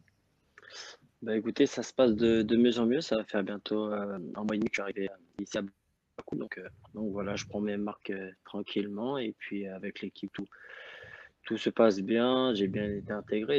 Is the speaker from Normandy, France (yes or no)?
yes; Rouen / Le Havre area, Normandy, France; moved away as an adult; now in Azerbaijan; j'avais vingt-six ans, où j'étais toujours resté dans, dans ma région natale